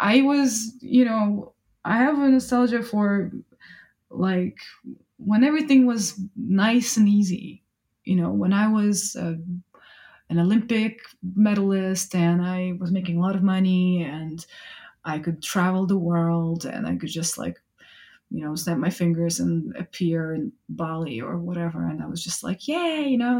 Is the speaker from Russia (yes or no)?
yes; Russia; English is a second language; moved away as an adult; now in United Kingdom; I can't detach myself from being Russian.